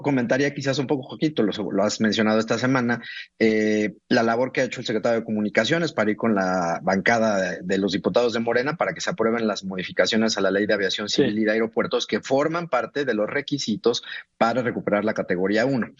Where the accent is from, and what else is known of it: Mexico